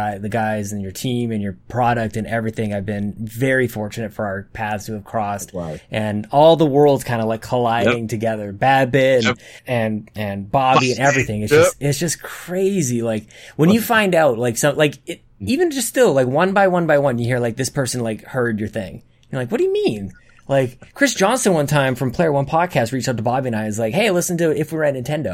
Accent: Canada; being Canadian

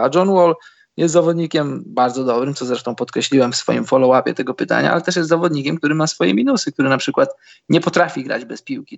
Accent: Poland; jesteśmy z Polski

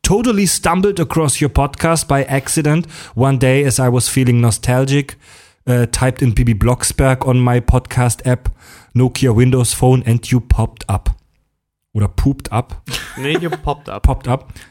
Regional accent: Baden-Württemberg, Germany; also born or lived in Swabia; von mir als Badener mit zwangsweise schwäbischem Hintergrund

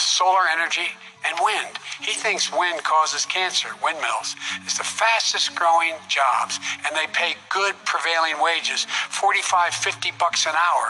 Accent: Claymont, Delaware, United States; born or raised there; also born or lived in Scranton, Pennsylvania

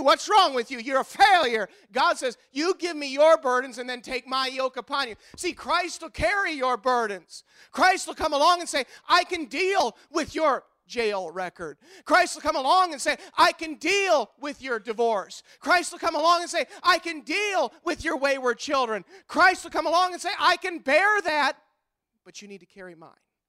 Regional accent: United States; as an American citizen

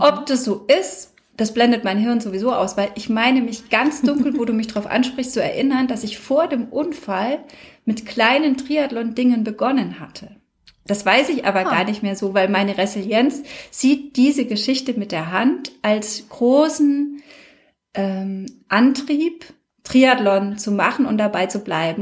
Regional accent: Würzburg, Bavaria, Germany; Stadt Würzburg, also meiner Heimatstadt

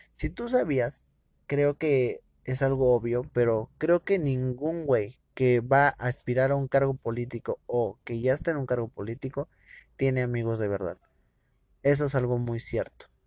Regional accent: Mexico; como ciudadano mexicano

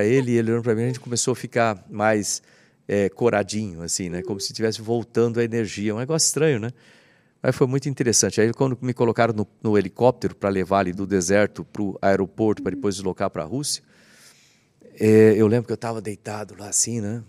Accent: Bauru, São Paulo, Brazil; Eu cresci lá em Bauru

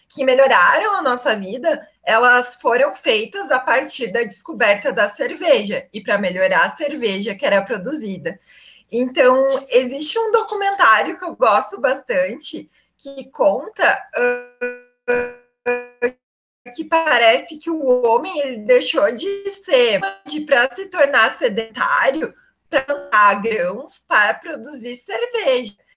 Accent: Iraí, Rio Grande do Sul, Brazil; moved away as an adult; also born or lived in Ametista do Sul; Eu sou do interior do estado, então, eu nasci em Iraí, minha família é de Ametista do Sul

